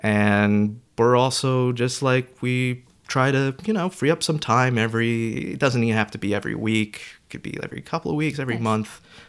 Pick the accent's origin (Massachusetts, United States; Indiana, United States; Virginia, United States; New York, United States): New York, United States; also born or lived in Florida / Georgia; Oh, no. Georgia? I'm originally from New York.